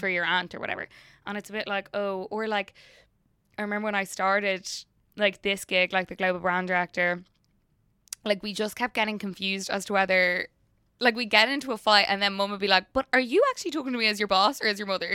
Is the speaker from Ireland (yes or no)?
yes; Ireland; now in United States; being an Irish person, working in the drinks industry over here